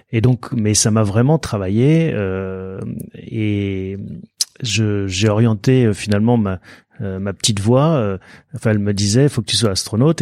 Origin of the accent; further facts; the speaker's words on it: Soisy-sur-Seine, Île-de-France, France; also born or lived in Paris; mes parents ont déménagé en banlieue parisienne, dans un village qui s'appelle Soisy-sur-Seine. C'est entre Évry et Corbeil. Et donc, bah, j'ai grandi là jusqu'à... Euh, jusqu'au bac